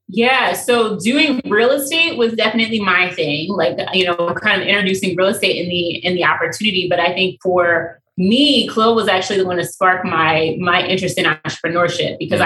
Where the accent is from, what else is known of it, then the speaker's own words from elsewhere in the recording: Baltimore, Maryland, United States; also born or lived in Pennsylvania; I was born mm. and raised in Baltimore